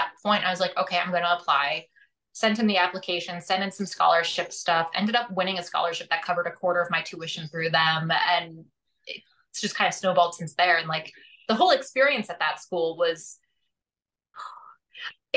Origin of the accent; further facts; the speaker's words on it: Scranton, Pennsylvania, United States; moved away; also born or lived in Pittsburgh, Pennsylvania; I'm from Scranton